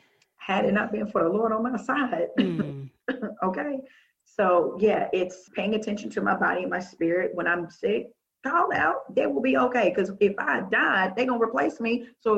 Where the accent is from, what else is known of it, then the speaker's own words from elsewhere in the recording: the South, United States; I'm from the South. We love line dancing.